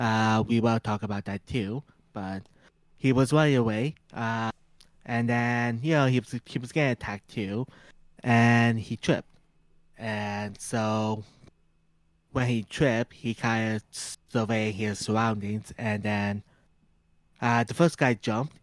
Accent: Canada; we're two whips from Canada

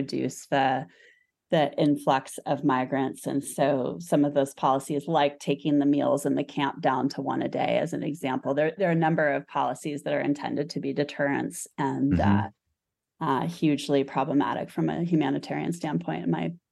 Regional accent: Arizona, United States; moved away; also born or lived in Stanford; I grew up in Arizona

